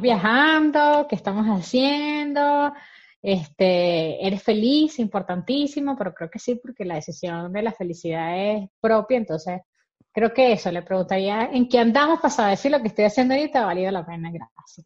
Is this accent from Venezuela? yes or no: yes; Venezuelan Andes, Venezuela; como buen gocho